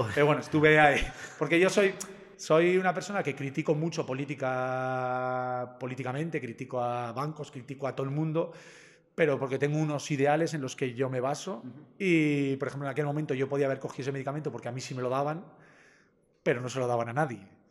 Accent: Zumárraga, Basque Country, Spain; en mi pueblo en Zumárraga teníamos hospital

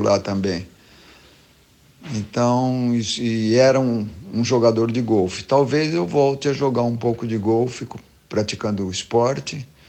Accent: Osasco, São Paulo, Brazil; Tanto o Boni como o Guga, como eu, nascemos em Osasco na mesma cama, da mesma parteira.

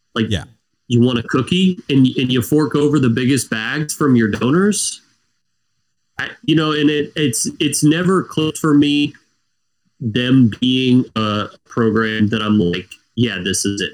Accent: the South, United States; growing up in the South

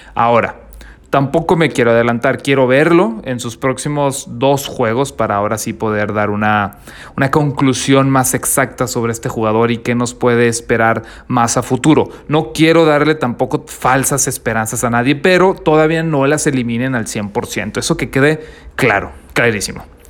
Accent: northern Mexico, Mexico; Yo soy del norte de México, así que aquí todavía está haciendo calor.

